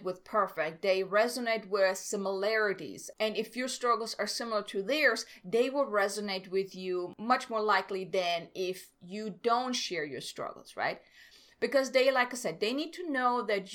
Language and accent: English; Germany; moved away as an adult; I'm from Germany. I came here